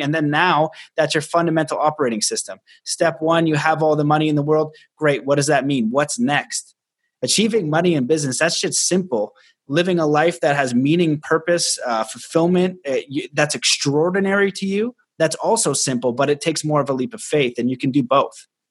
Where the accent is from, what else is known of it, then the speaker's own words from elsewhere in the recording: Canada; I'm Canadian